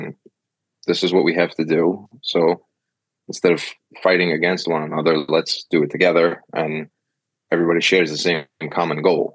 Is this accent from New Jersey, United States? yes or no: no; New York City, New York, United States; moved away; I grew up in the city